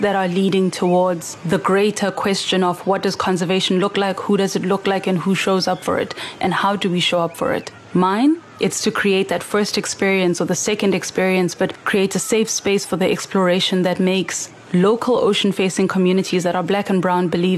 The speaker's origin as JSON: {"language": "English", "town": "Soweto", "region": "Gauteng", "country": "South Africa", "tie": "born or raised there", "said": "I come from Soweto and I've always lived in a landlocked area"}